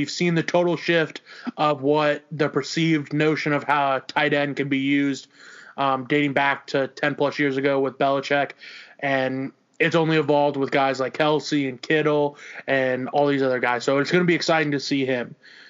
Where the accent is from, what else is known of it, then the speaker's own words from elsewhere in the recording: Minnesota, United States; born there; I was born in Minnesota. I went to North Dakota State.